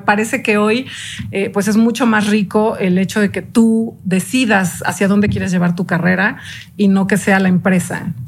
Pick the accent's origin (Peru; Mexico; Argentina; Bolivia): Mexico; yo soy una mexicana de hueso colorado, creo en este país